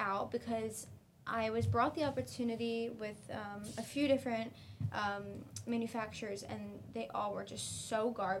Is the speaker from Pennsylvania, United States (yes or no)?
yes; Pennsylvania, United States